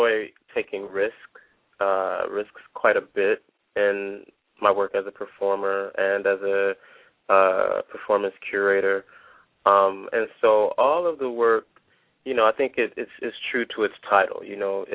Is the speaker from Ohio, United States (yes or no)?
no; Detroit, Michigan, United States; I am a Detroiter. I'm from the Motor City. You know, I grew up very close to 8 Mile